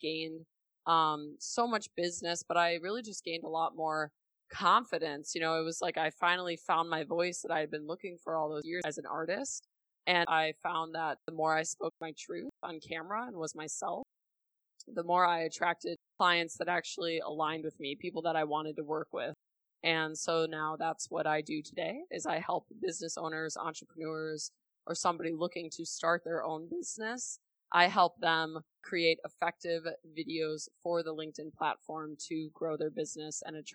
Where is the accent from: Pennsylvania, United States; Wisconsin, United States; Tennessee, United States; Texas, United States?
Wisconsin, United States; Milwaukee; I grew up in Milwaukee, Wisconsin from the Midwest.